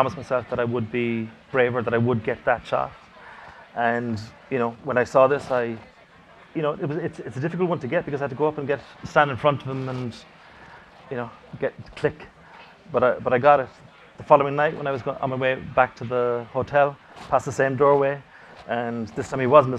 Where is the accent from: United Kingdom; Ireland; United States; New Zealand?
Ireland; Cork, Munster; my hometown in Cork